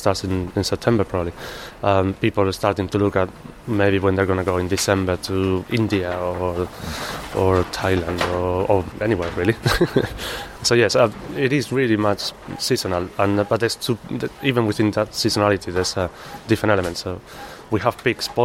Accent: Malaga, Andalusia, Spain; English is a second language; moved away as an adult; now in London, United Kingdom; I'm originally from Spain. Probably can't tell from Malaga, and yes, I arrived to London about 13 years ago

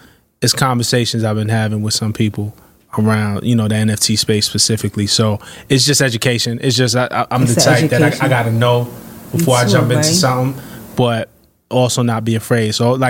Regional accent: Brooklyn, New York, United States; I'm from Flatbush, Brooklyn

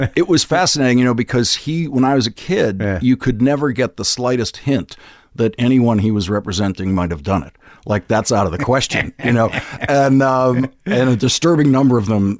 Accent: Boston, Massachusetts, United States; I grew up in Dorchester, which is above where my father grew up.

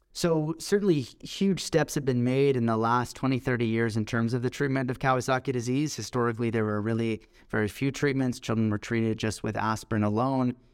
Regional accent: Toronto, Ontario, Canada; also born or lived in Scotland / Manchester, England / Hamilton, Ontario; I grew up in Toronto, in Canada

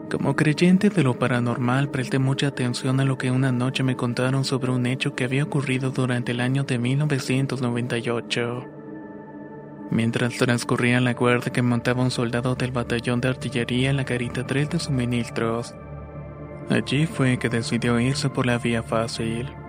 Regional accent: Ecuador; cuando era el año 2017 me alisté para prestar el servicio militar en mi país Ecuador, específicamente en la ciudad de Loja.

